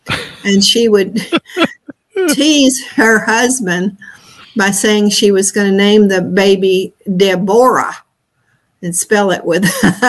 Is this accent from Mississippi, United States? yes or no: yes; Faulkner land, Mississippi, United States; I grew up in Faulkner land